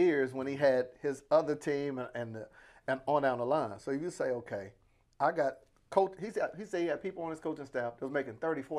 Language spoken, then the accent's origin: English; Panama City, Florida, United States; I'm from Panama City, Florida, so I get every flight is now a connection flight.